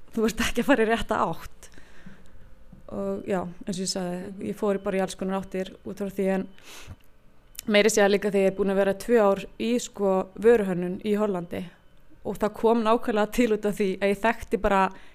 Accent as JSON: {"language": "Icelandic", "country": "Iceland", "tie": "born or raised there", "said": "ég er frá Jæðri"}